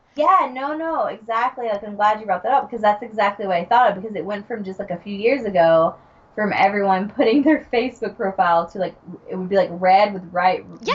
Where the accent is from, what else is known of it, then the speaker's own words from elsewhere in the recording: Georgia, United States; I'm from Georgia